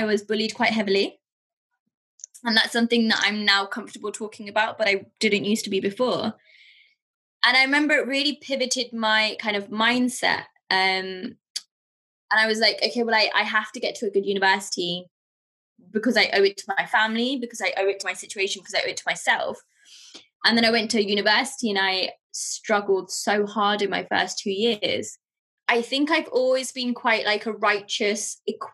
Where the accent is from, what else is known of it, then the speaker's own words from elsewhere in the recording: England, United Kingdom; also born or lived in Pakistan; So I moved from Pakistan to England with my family when I was around turning five